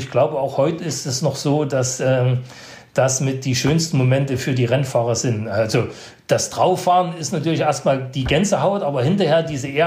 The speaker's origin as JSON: {"language": "German", "country": "Netherlands", "said": "Also ich bin unten rangekommen als Holländer am Berg der Holländer"}